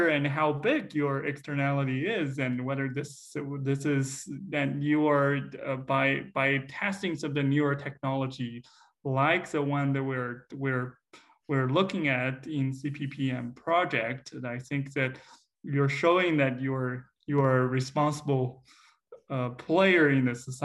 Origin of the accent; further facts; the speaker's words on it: China; now in Iowa, United States; my hometown area in China